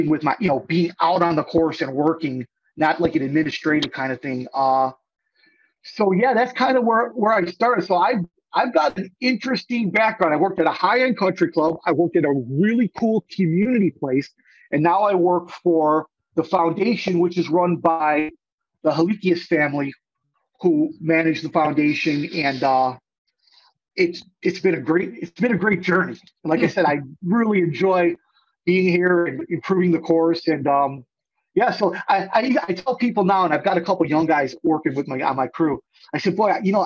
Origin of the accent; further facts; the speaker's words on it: Palos Hills, Illinois, United States; I grew up in Palos Hills